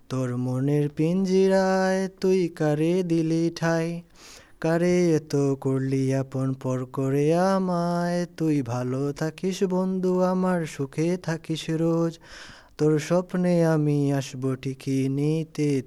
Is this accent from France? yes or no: no; Afghanistan; French is a second language; Tu viens d'où C'est Afghanistan. Afghanistan